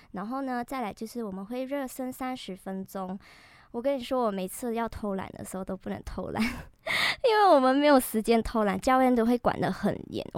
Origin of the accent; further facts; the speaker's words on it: Malaysia; moved away as an adult; now in Taiwan; 我是马来西亚人。